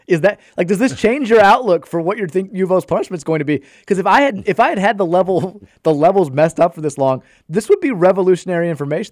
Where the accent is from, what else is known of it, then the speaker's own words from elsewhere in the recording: Brownsboro Farm, Kentucky, United States; I grew up in Brownsboro Farm